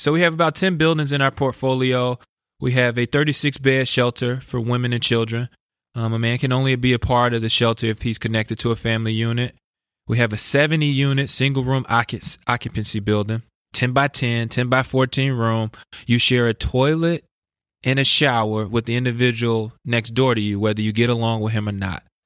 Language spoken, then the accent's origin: English; Chicago, Illinois, United States; I grew up in West Inglewood, which is also an at-risk neighborhood